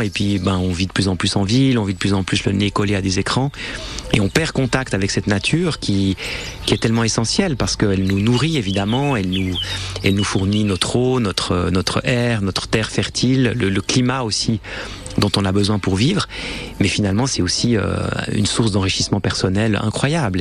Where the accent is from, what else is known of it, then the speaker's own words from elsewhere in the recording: Switzerland; on vient quand on vient de Suisse